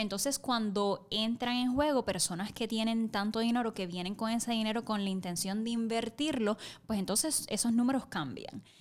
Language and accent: Spanish; Camuy, Puerto Rico; soy puertorriqueña, soy camullana